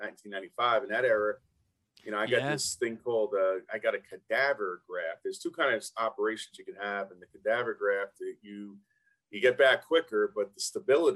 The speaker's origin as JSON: {"language": "English", "town": "New York City", "region": "New York", "country": "United States", "said": "I'm from Brooklyn"}